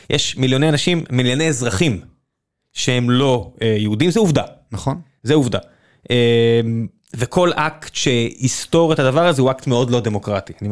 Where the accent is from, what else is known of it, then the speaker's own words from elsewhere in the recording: Beersheba, Southern District, Israel; אני גדלתי בבאר שבע